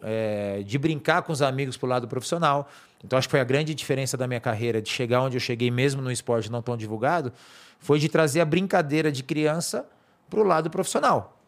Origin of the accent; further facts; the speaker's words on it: São Paulo, Brazil; moved away as an adult; now in Sorocaba, Brazil; sou daqui da zona norte de São Paulo, sou nascido no Parque do Chaves